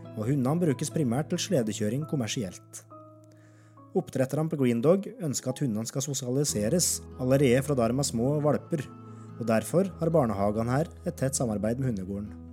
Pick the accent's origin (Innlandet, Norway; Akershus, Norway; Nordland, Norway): Innlandet, Norway; Alvdal; moved away as an adult; now in Longyearbyen, Svalbard; Coop-butikken hjemme i Alvdal